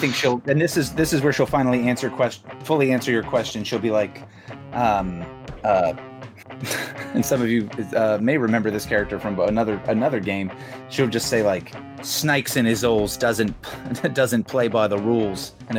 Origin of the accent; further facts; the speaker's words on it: England, United Kingdom; now in Australia; I was originally English, but now I'm Australian.